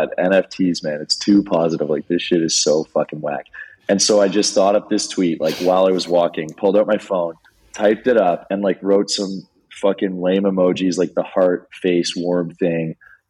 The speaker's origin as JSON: {"language": "English", "town": "Toronto", "region": "Ontario", "country": "Canada", "tie": "born or raised there", "moved": "as an adult", "lives_now": "British Columbia, Canada", "said": "So I grew up in Toronto, which is in Ontario."}